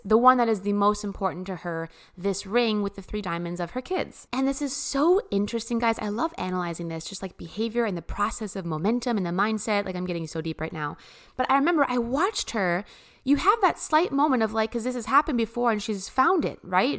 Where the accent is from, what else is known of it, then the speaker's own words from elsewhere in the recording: Midwest, United States; I come from the Midwest